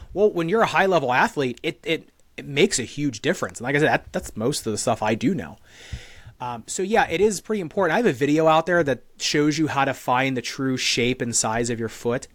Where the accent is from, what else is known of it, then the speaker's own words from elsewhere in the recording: United States; I'm an American dude